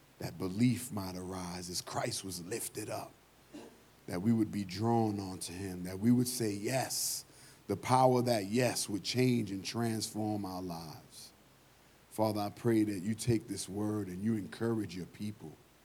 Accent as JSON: {"language": "English", "town": "New York City", "region": "New York", "country": "United States", "moved": "yes", "said": "I'm from New York"}